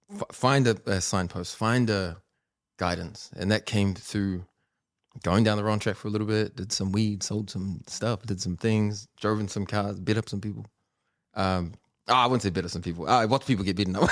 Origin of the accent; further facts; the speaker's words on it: Auckland, New Zealand; beach haven where I grew up